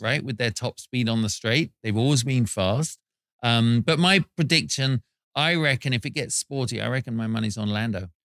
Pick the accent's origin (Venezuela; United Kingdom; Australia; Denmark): United Kingdom; England; We're English